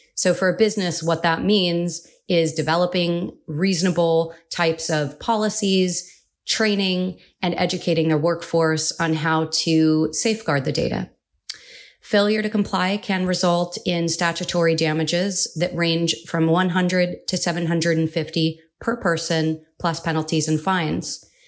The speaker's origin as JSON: {"language": "English", "region": "California", "country": "United States", "tie": "born or raised there", "said": "California was the first state, and that's my home state where I was born and raised"}